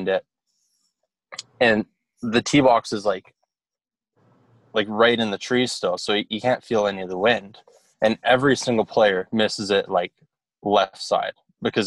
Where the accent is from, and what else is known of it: Calgary, Alberta, Canada; born or raised there